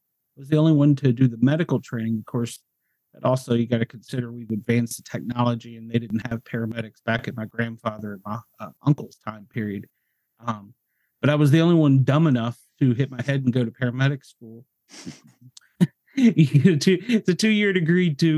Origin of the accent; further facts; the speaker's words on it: Mount Vernon, Virginia, United States; also born or lived in Knoxville, Tennessee; now in Atlanta, United States; I was born and raised in Northern Virginia, just outside of Washington, D.C., a little area called Mount Vernon.